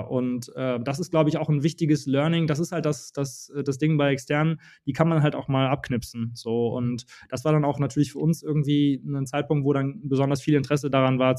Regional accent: Dortmund, North Rhine-Westphalia, Germany; born there; Also, äh, ich bin ein gebürtiger Dortmunder und bin jetzt auch wieder

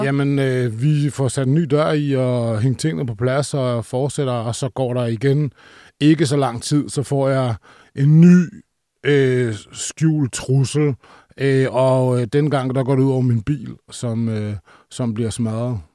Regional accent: Roskilde, Zealand, Denmark; jeg er som sagt fra Roskilde

